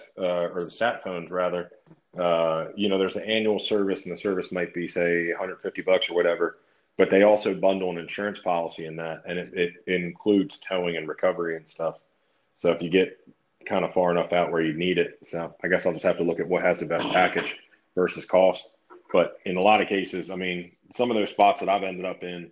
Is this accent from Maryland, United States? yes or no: yes; near Annapolis, Maryland, United States; I'm not far from Annapolis.